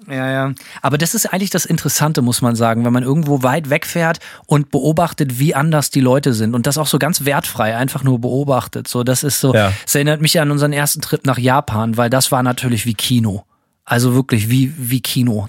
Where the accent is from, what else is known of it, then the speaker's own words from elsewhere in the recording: Germany; bei uns zu Hause in Deutschland